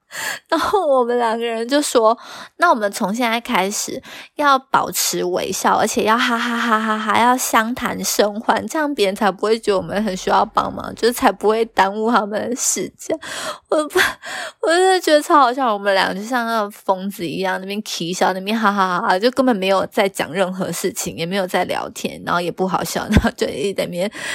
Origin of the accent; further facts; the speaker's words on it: Taiwan; 我身为台湾人呢，我是习惯让座的